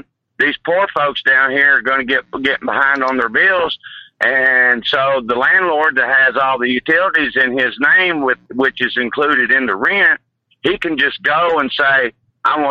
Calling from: Kentucky, United States; I'm calling from Kentucky

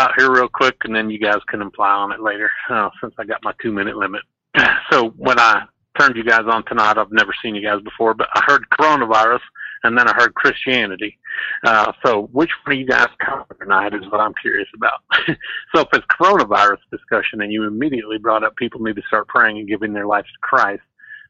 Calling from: Nebraska, United States

